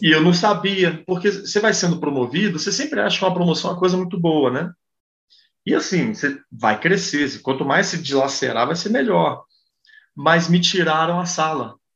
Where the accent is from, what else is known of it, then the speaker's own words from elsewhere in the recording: Brazil; eu sou brasileiro